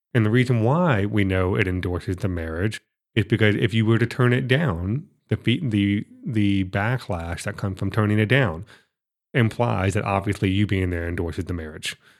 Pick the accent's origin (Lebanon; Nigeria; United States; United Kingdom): United States; Florida; I'm from Florida